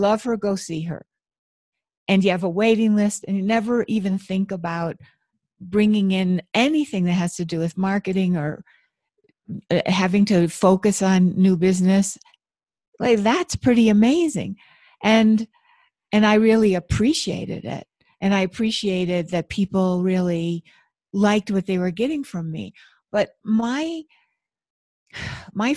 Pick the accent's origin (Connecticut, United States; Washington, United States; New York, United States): New York, United States; Buffalo; I grew up in Buffalo, New York, where there's tons of snow.